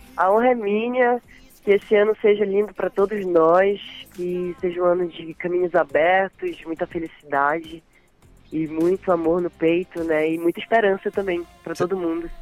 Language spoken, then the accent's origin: Portuguese; Santarém, Pará, Brazil; eu sou nascida e criada aqui em Santarém, Pará